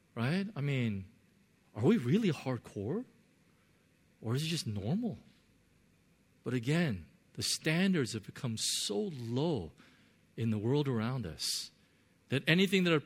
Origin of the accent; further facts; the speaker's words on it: United States; I grew up in America